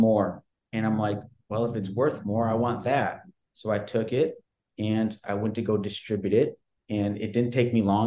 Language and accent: English; Sheboygan, Wisconsin, United States; I grew up in Sheboygan, Wisconsin, small town in between Green Bay and Milwaukee, right on the lake